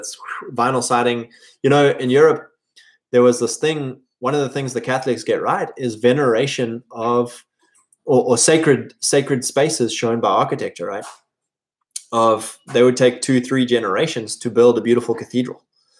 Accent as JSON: {"language": "English", "country": "South Africa", "tie": "born or raised there", "said": "where I grew up in South Africa was really great because we were so rural and so isolated. It was a very stable community with generational handovers of land and businesses."}